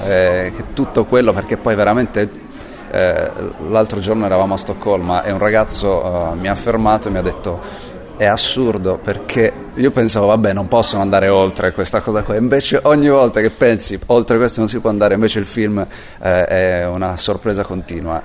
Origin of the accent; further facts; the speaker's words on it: Sardinia, Italy; moved away; also born or lived in Rome / Paris / New York; Essendo sardo